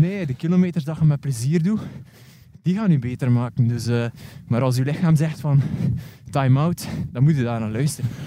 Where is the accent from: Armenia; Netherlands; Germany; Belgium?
Belgium; West Flanders; ik ben een West-Vlaming